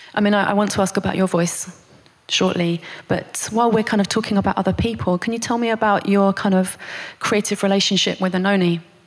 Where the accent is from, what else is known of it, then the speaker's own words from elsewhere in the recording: United Kingdom; as a British person